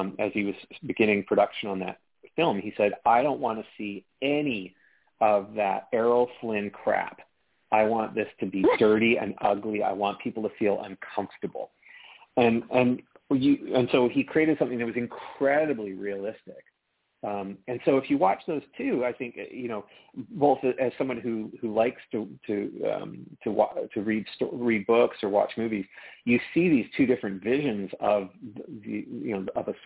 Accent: Canada; my home country of Canada

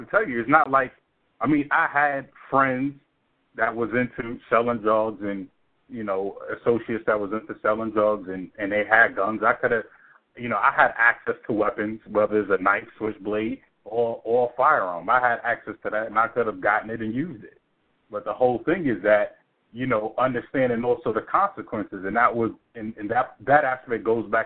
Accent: New York City, New York, United States; I grew up in Brooklyn, New York

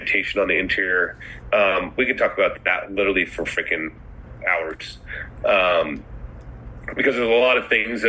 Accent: Pacific Northwest, United States; I'm from the Pacific Northwest.

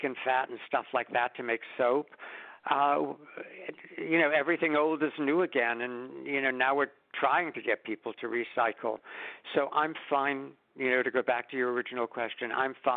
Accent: New York City, New York, United States; when I was born in Brooklyn in 1941

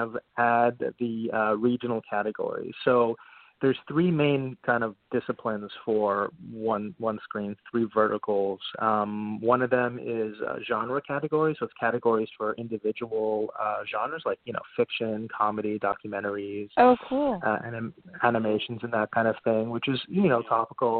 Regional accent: Montreal, Quebec, Canada; moved away as an adult; now in New York, United States; I'm originally from Montreal, Canada, and I went to film school there in Concordia University

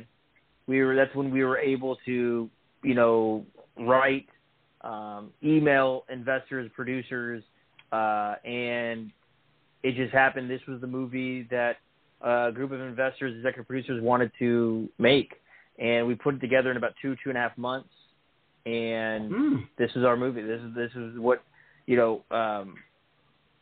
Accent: Tampa, Florida, United States; Born and raised in Tampa

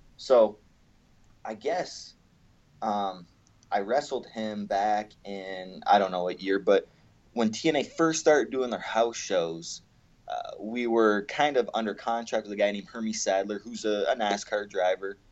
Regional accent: Canada; I grew up in Canada

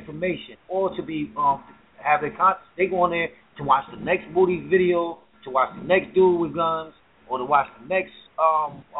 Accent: New Jersey, United States; moved away; We down south in the north, so I'm from Jersey

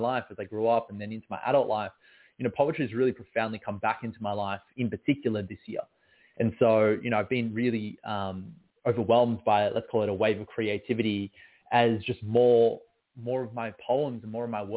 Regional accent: Melbourne, Victoria, Australia; I was born and raised in Melbourne, Australia

